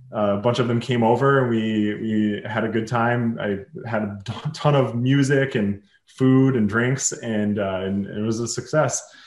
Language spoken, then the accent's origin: English; Minneapolis, Minnesota, United States; I'm from Minneapolis, Minnesota